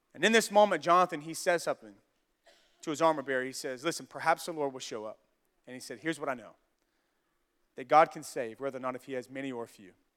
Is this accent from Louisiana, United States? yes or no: yes; Louisiana, United States; I'm from Louisiana, from the South